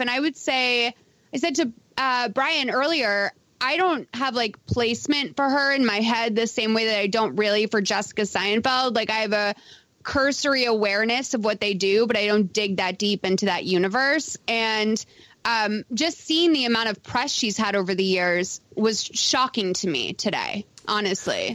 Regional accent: Lexington, Massachusetts, United States; accent: Boston; also born or lived in Green Harbor, Massachusetts; I grew up in Lexington, Massachusetts

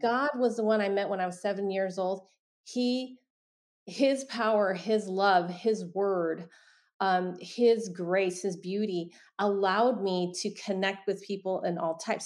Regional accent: San Francisco, California, United States; I was born in San Francisco, Chinatown

